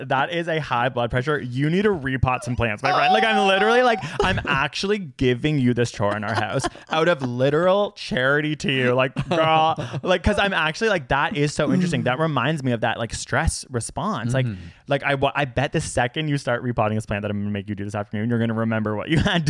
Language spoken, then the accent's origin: English; Canada; we're Canadian.